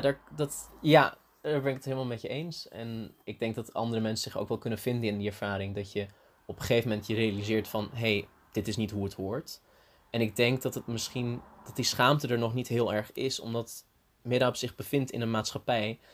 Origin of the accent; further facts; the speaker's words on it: Antalya, Turkey; now in Leiden, Netherlands; ik ben in Turkije geboren en opgegroeid